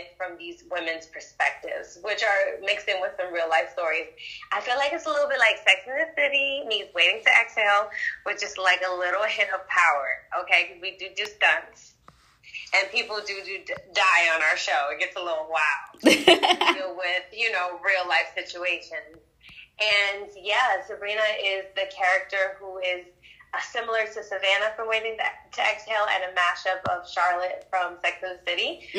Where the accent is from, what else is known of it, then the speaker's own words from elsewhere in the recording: Berlin, Germany; born there; I was born in Berlin, Germany.